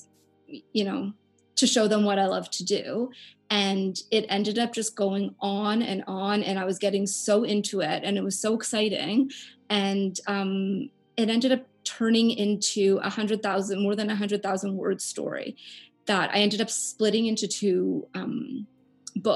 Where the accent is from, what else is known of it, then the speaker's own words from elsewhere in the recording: Canada; I'm from Canada